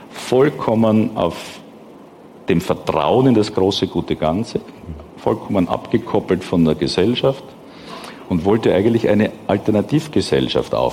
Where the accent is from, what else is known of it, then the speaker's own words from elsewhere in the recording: Austria; bin ich in einer Eliteschule in Österreich groß geworden